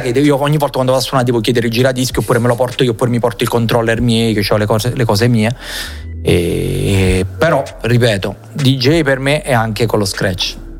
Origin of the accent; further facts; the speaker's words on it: Salerno, Campania, Italy; sono di Salerno come me